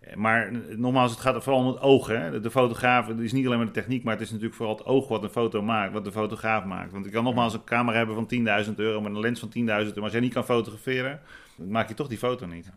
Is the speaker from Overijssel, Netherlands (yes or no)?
no; Rotterdam, South Holland, Netherlands; ik kom uit Rotterdam.